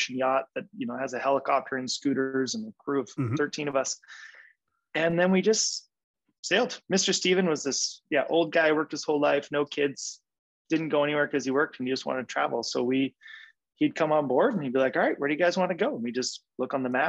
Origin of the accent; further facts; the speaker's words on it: Vancouver, British Columbia, Canada; also born or lived in Kootenays; we're from Vancouver. We have some nice boats here